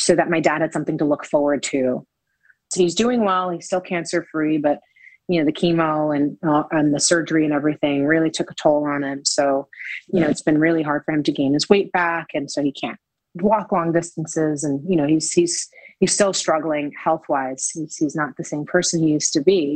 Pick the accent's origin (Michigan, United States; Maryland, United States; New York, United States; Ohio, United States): New York, United States; New York City; growing up in the Lower East Side